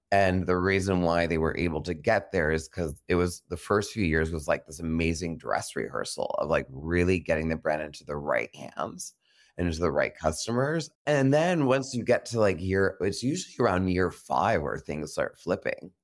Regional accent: New York City, New York, United States; now in Los Angeles, United States; I'm a New Yorker, and I want my New York sensibility

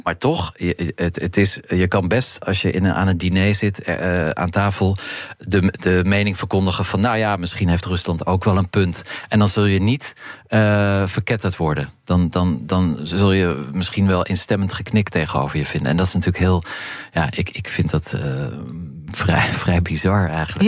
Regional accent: Netherlands; als Europeanen, als Nederlanders

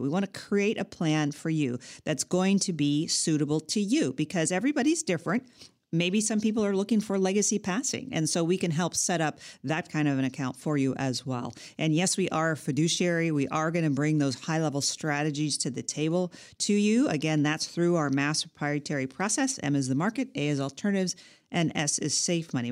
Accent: California, United States; I'm a Californian, and I've lived in California all my life as well

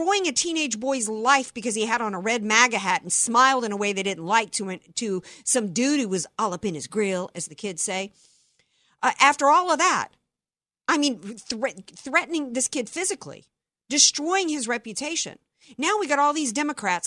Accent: the South, United States; I grew up in the South and spent a lot of time all over the South from Louisiana, Mississippi, Alabama, because I had family

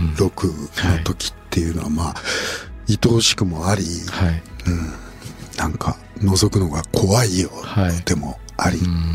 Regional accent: Kawachi, Osaka, Japan; 大阪河内で生まれたディープサウスだし

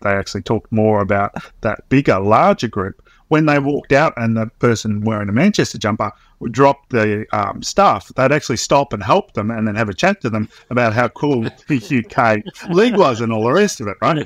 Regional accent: Swan Hill, Victoria, Australia; I grew up in Swan-, country town in Victoria

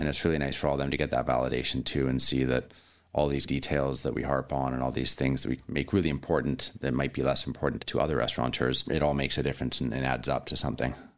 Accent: Williams Lake, British Columbia, Canada; also born or lived in Vancouver; now in Ucluelet, Canada; I was actually born in Williams Lake, BC

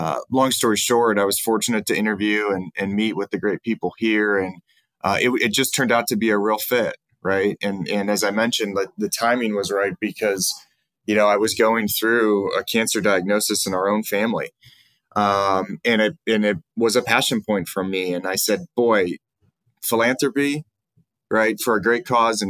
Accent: Cleveland, Ohio, United States; moved away as an adult; now in Columbus, United States; I'm originally from Cleveland, but I've lived in Columbus for really off and on since 1996, when I attended undergraduate school here down at Ohio State

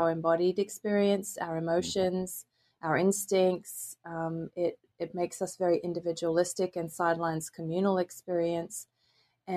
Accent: Australia; now in United States; as you may hear, I'm originally from Australia, but I've been living in the US for quite some time now

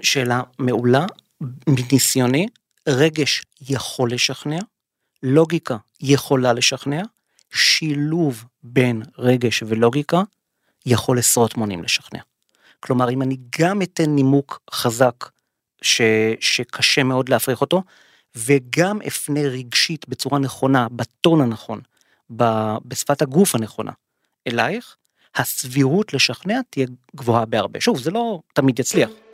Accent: Israel

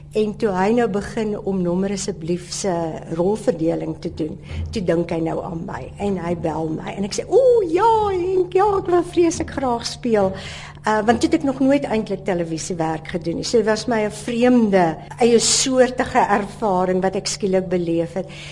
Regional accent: Lynedoch, Western Cape, South Africa; Ek het op Lensburg groot geword

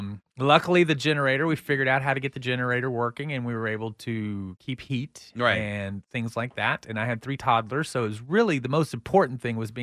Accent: Texas, United States; And I saw what I grew up in the Texas that I grew up in.

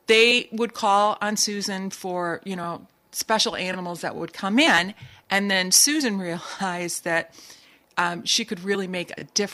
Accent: Lansing, Michigan, United States; now in Saugatuck, United States

